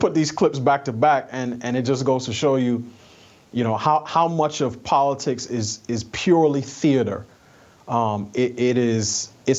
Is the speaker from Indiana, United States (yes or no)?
no; New York, United States; I'm a New Yorker. I grew up in New York in a family from the West Indies